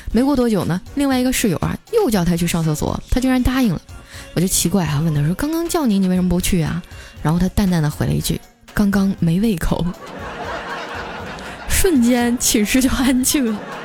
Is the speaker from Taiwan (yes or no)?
no; Heilongjiang, China; moved away; also born or lived in Huzhou; 你是我老乡啊。 前几天刚从黑龙江回来